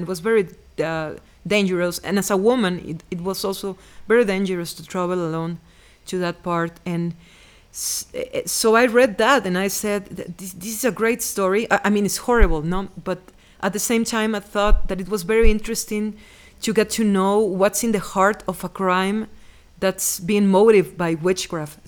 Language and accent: English; Veracruz, Mexico; English is a second language; moved away as an adult; I was born in Veracruz and lived there for thirty years